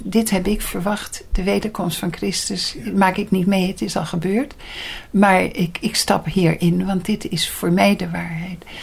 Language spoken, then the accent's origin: Dutch; Leiden, South Holland, Netherlands; ik ben in Leiden geboren.